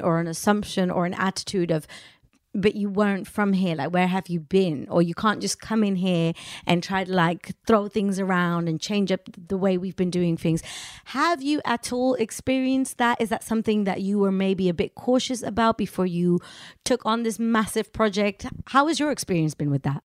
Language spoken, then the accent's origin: English; Amsterdam, North Holland, Netherlands; I'm Indian, born and raised in Amsterdam